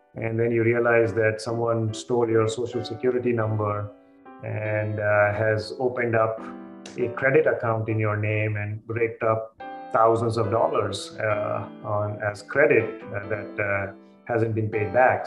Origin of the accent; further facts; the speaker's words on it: Jamshedpur, Jharkhand, India; moved away; I was born and brought up in India. I grew in a little place called uh, Jamshedpur. Uh, it's in the state of Bihar in India.